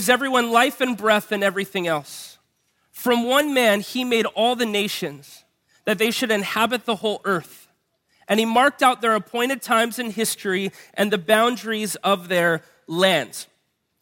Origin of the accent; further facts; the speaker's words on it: Honolulu, Hawaii, United States; we grew up in Hawaii Kai